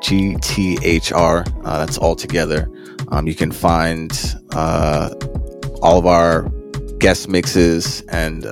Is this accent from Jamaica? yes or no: yes; Jamaica; I'm Jamaican